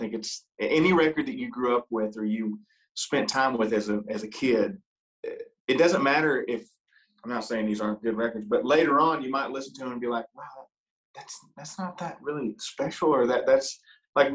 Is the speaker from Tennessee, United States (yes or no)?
no; Selma, Ohio, United States; moved away; also born or lived in Nashville; I grew up in a small town in southwestern Ohio called Selma, Ohio